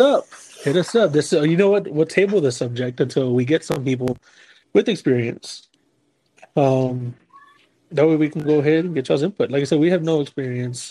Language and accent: English; San Antonio, Texas, United States; we're from San Antonio.